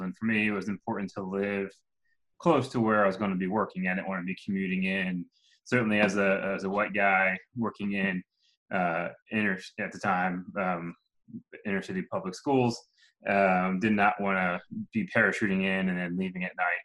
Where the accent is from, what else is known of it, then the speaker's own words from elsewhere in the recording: just outside Philadelphia, Pennsylvania, United States; moved away as an adult; now in Atlanta, United States; I'm from Pennsylvania, just outside Philadelphia. I grew up in a small town